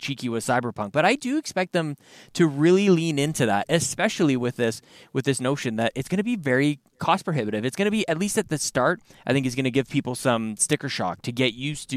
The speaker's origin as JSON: {"language": "English", "country": "Canada", "said": "being Canadian"}